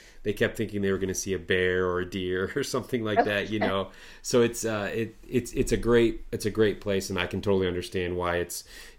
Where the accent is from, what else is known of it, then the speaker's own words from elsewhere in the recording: Midwest, United States; I'm from the Midwest and, you know, I hardly have ski hills here